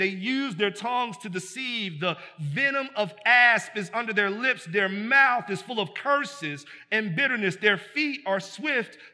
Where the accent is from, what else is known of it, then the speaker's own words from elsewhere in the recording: United States; we're American like that.